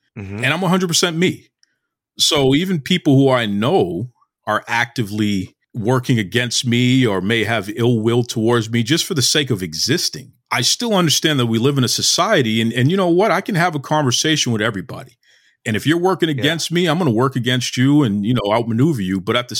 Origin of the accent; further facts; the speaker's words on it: Boston, Massachusetts, United States; I'm born and raised in Boston, been here my whole life, right? So I'm a black man in America. Grew up in the 80s.